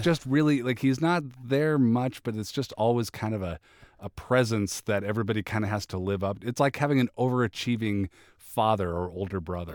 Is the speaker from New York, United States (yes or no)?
no; Seattle, Washington, United States; moved away; I'm originally from Seattle